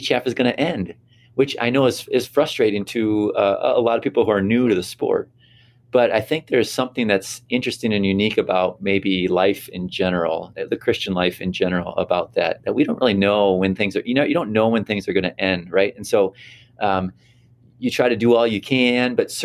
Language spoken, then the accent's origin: English; United States; as an American